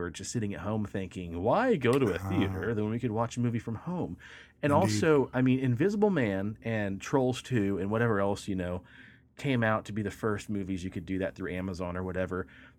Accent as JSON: {"language": "English", "region": "Texas", "country": "United States", "said": "Bitch, I'm from Texas too."}